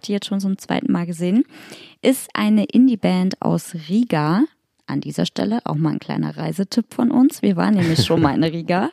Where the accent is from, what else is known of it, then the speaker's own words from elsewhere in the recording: Hamburg, Germany; moved away; in meiner alten Heimat Hamburg